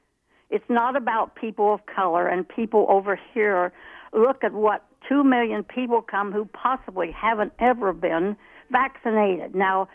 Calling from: Fairborn, Ohio, United States

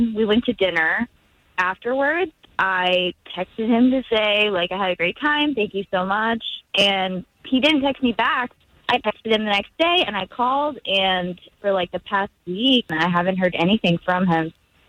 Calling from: Orlando, Florida, United States; I'm calling from Orlando.

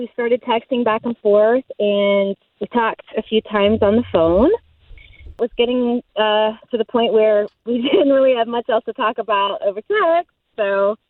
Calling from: Winter Springs, Florida, United States; Winter Springs.

